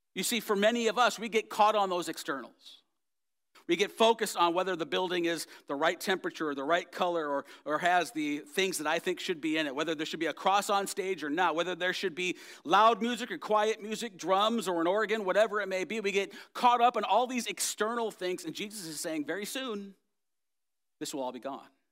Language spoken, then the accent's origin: English; United States; I am an American and I'm proud of it